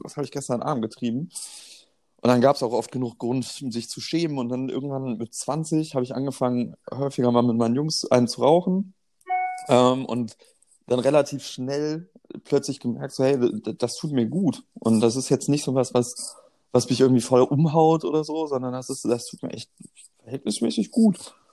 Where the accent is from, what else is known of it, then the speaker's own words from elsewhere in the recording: Germany; ich bin in der Nähe der holländischen Grenze aufgewachsen